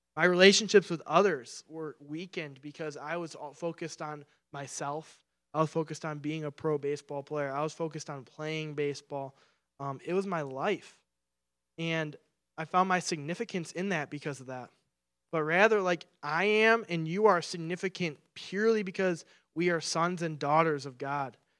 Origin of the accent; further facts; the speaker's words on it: Clarkston, Michigan, United States; I'm from Clarkston, Michigan, and when I first, when I was in high school, I got my first summer job